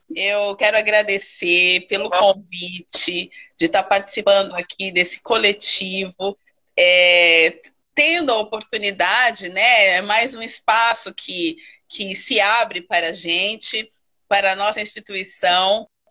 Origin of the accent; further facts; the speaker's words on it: São Paulo, Brazil; now in Guapimirim, Brazil; sou natural de São Paulo, mas eu escolhi o Rio de Janeiro para morar, e especificamente agora em Guapimirim